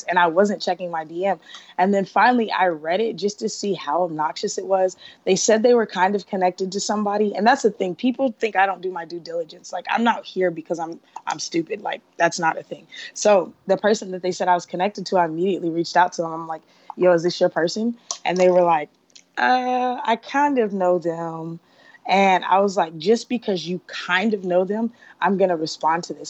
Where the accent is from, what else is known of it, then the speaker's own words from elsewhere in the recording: Atlanta, Georgia, United States; I'm from Atlanta.